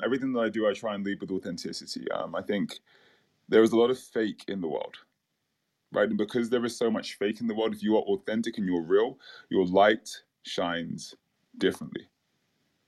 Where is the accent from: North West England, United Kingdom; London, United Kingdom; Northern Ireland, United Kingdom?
London, United Kingdom; moved away as an adult; also born or lived in Caribbean; So I grew up in London, in the UK